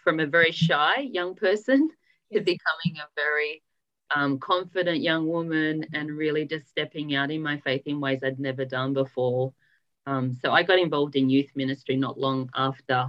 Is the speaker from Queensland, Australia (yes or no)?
no; Sydney, New South Wales, Australia; now in Canberra, Australia; I grew up in Sydney and I have a beautiful family